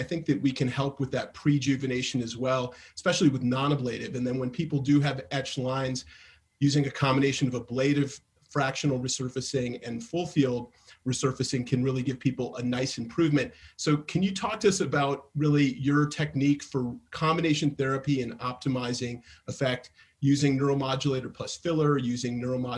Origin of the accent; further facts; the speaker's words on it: Denver, Colorado, United States; from Denver, Colorado.